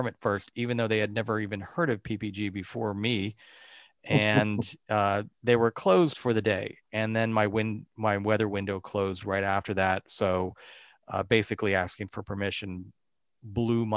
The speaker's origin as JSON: {"language": "English", "region": "Central Florida", "country": "United States", "tie": "born or raised there", "moved": "yes", "said": "I grew up in Central Florida, East in Central Florida, and lived in West Central Florida as well. So I spent most of my life there"}